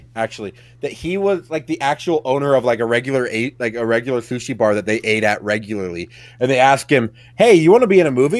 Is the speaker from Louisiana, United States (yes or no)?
no; Utah, United States; I'm from Utah, yeah.